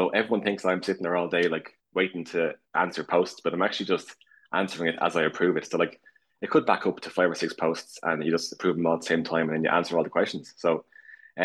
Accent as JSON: {"language": "English", "town": "Dublin", "region": "Leinster", "country": "Ireland", "said": "I'm from Dublin, Ireland"}